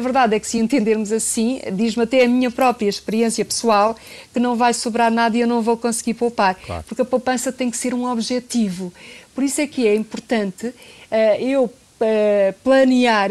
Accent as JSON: {"language": "Portuguese", "country": "Portugal", "said": "nós portugueses"}